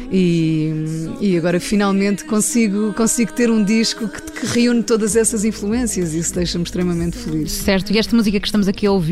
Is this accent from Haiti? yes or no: no; Ribatejo, Portugal; born there; Então, o meu irmão nasceu em Paredes eu nasci no Ribatejo